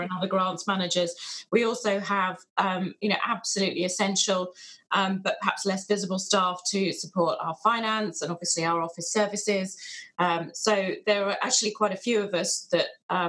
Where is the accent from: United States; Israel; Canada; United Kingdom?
United Kingdom; England; We're English